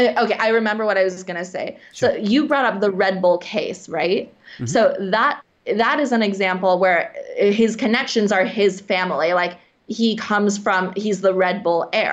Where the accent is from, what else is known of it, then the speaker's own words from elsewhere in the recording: United States; as an American